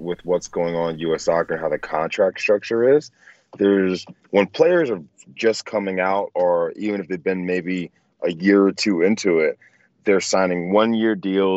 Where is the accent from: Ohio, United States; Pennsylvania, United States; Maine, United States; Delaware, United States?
Delaware, United States; moved away; I'm from Delaware